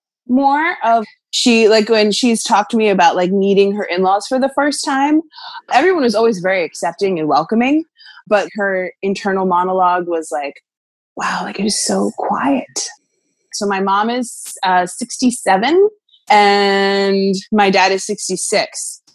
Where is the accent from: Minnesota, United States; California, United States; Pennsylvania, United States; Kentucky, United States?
Pennsylvania, United States; Lancaster County.